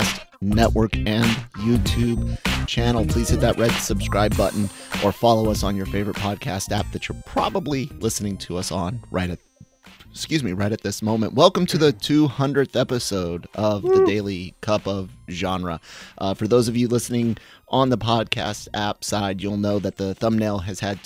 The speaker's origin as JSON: {"language": "English", "region": "Florida", "country": "United States", "said": "I'm from Florida"}